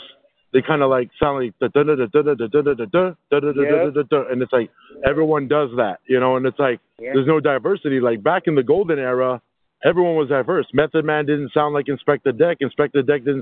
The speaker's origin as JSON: {"language": "English", "town": "Albuquerque", "region": "New Mexico", "country": "United States", "tie": "born or raised there", "said": "I grew up in New Mexico. I grew up in the South Valley"}